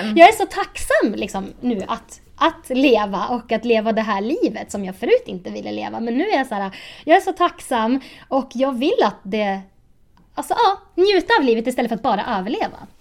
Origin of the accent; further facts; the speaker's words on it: Sundsvall, Västernorrland County, Sweden; now in Uppsala, Sweden; Jag är egentligen från Sundsvall, men jag bor i Uppsala nu